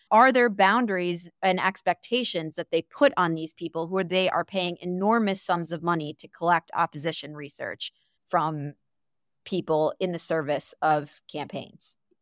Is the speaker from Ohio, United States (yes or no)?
no; Saint Paul, Minnesota, United States; my hometown of Saint Paul